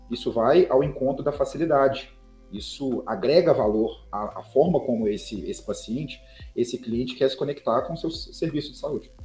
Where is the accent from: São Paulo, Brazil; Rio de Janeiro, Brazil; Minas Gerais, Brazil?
Minas Gerais, Brazil; Belo Horizonte; eu sou mineiro, publicitário, filho único, e eu construí minha carreira praticamente toda na Sambatec, é uma startup aqui de Belo Horizonte